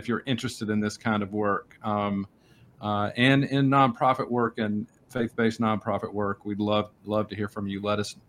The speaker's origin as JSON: {"language": "English", "town": "Pittsburgh", "region": "Pennsylvania", "country": "United States", "said": "I'm from Pittsburgh."}